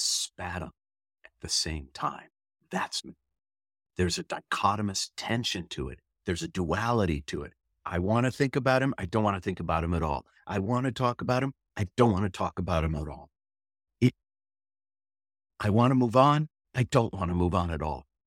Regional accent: St. Louis Park, Minnesota, United States; I was born in Saint Louis Park, Minnesota on June third in nineteen sixty

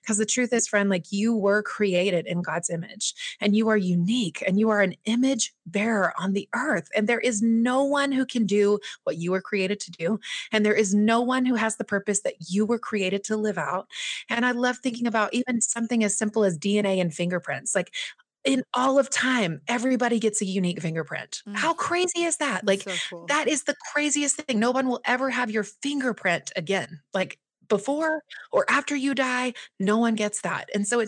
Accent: Southeast, United States; Right, and that isn't abnormal as it is in like some of the smaller smaller towns where I was raised in the Southeast, for example.

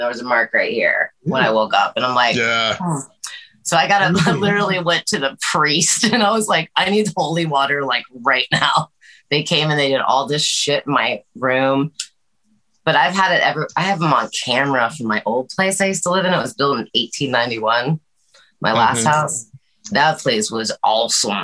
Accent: Atlanta, Georgia, United States; moved away as an adult; also born or lived in Los Angeles, California; now in Nashville, United States; I grew up in Atlanta, lived a little bit of everywhere

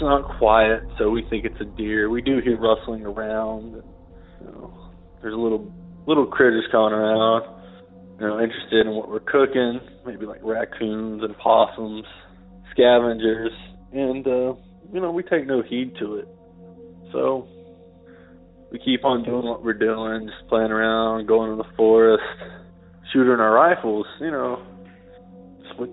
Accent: Washington County, Oklahoma, United States; I'm from the foothills of the Ozarks in Oklahoma

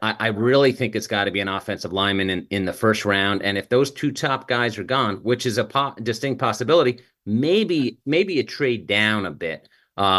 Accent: New York City, New York, United States; I grew up in New York City

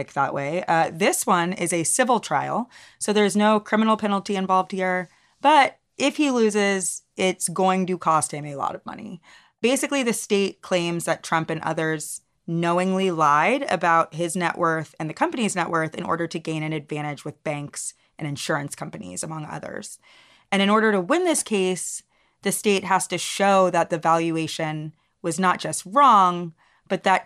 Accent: the South, United States; we're both Black from the South

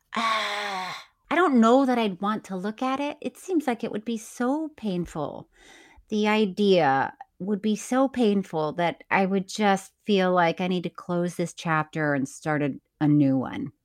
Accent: Florida, United States; moved away; I'm from Florida

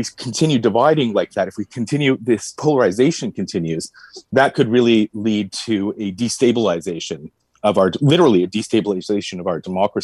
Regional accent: Canada; a Canadian citizen

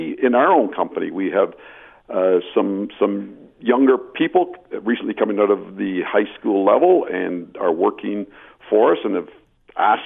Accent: Belleville, Ontario, Canada; I come from Belleville, Ontario, where the projects are much smaller

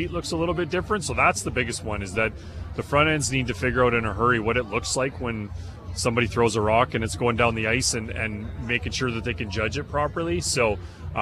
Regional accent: Manitoba, Canada; I'm from Manitoba

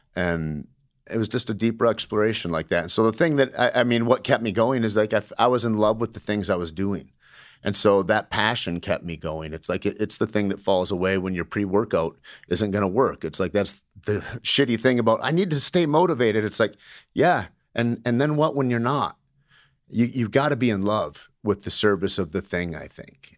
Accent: Alpena, Michigan, United States; moved away as an adult; also born or lived in Santa Fe, New Mexico; Grew up in Alpena, Michigan, Shore Lake Huron, and, uh, Southern Michigan for years and years

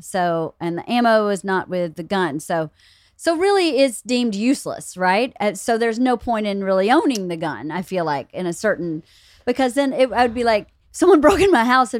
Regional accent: rural Georgia, United States; moved away; From rural Georgia.

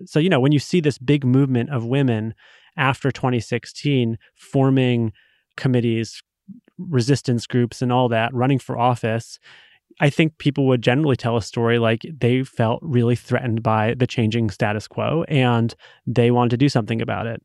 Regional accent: Rhode Island, United States; now in Massachusetts, United States; I grew up in Rhode Island in, you know, the nineties

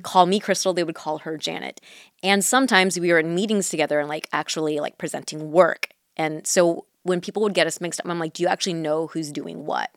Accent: Mission Viejo, California, United States; first language Mandarin; English is a second language; I grew up in Orange County, mm-hmm. and there are parts of Orange County that have like Asian populations, but Mission Viejo, where I was at the time

